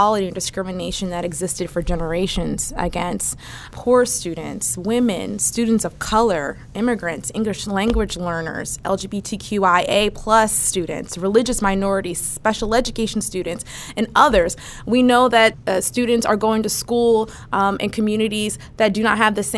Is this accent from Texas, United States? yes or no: no; Philadelphia, Pennsylvania, United States; also born or lived in Fulton County, Georgia; I grew up in Mount Airy, a neighborhood in Philadelphia